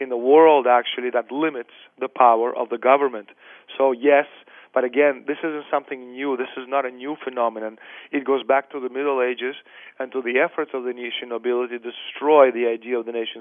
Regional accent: Russia; moved away; also born or lived in Canada / Europe; I'm Russian, I was born in the Soviet Union

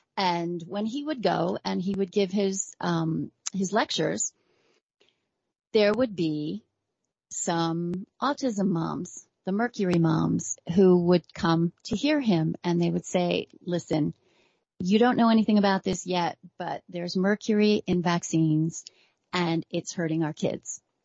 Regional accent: New York, United States; I'm a New Yorker going way back.

